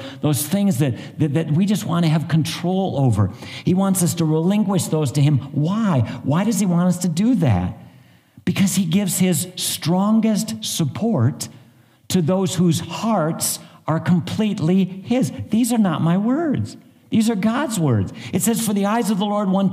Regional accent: northern Ohio, United States; I grew up in northern Ohio

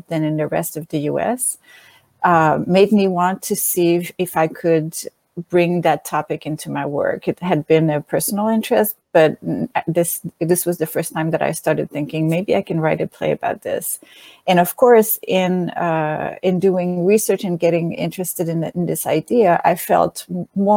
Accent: Montreal, Quebec, Canada; accent: French; English is a second language; moved away; I am from originally from Montreal, and I bring a French accent to the discussion

